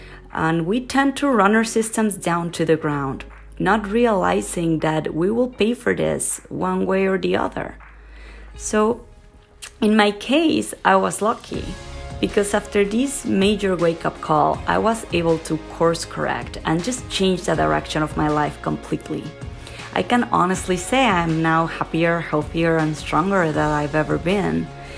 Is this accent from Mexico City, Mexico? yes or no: yes; Mexico City, Mexico; moved away as an adult; also born or lived in Italy / Argentina / Spain / Australia; now in United States; I am originally from Mexico City, but have been living in the United States for about 10 years. This is actually the seventh country I've lived in.